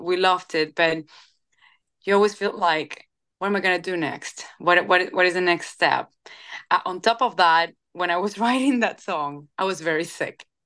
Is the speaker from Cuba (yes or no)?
yes; Cuba; moved away as an adult; now in Nashville, United States; I come from Cuba